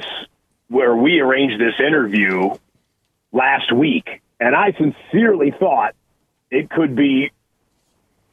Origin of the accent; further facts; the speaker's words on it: Rochester, Michigan, United States; moved away; Born and raised 15, on the back roads, 15 to 18 minutes away from the Pontiac Silverdome